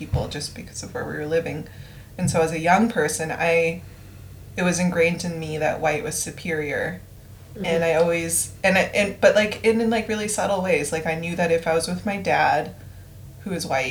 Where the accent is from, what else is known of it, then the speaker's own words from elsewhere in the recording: Canada; growing up in Canada as a brown person of mixed race, brown person